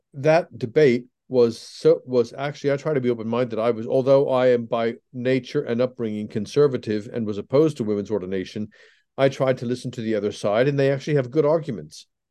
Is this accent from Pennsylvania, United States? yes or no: yes; Pennsylvania, United States; moved away as an adult; also born or lived in England; I was brought up in Pennsylvania in an evangelical, uh, Protestant home